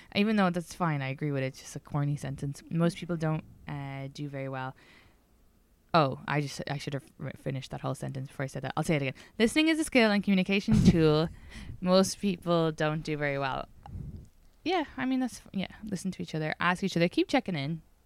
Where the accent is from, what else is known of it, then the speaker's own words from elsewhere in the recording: Ireland; just being Irish